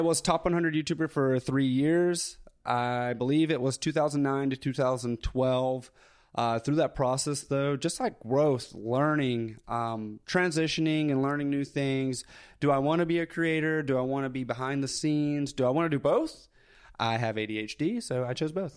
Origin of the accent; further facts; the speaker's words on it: Tuscumbia, Alabama, United States; accent: Southern; I grew up in North Alabama, so super small town, uh, where Helen Keller was born, actually. So Tuscumbia, Alabama